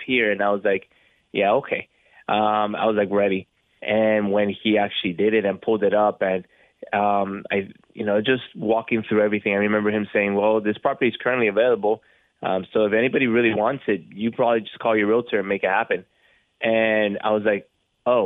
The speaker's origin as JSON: {"language": "English", "region": "South Florida", "country": "United States", "tie": "born or raised there", "said": "we were, again, born and raised in South Florida."}